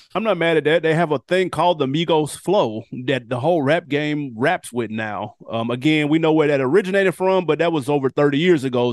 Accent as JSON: {"language": "English", "region": "Tennessee", "country": "United States", "said": "I'm from Tennessee"}